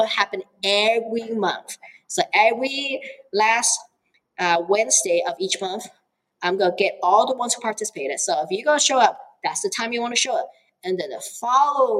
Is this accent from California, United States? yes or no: yes; Oakland, California, United States; English is a second language; now in Eugene, United States; I grew up in Oakland, California. That means I grew up with hip hop and rap.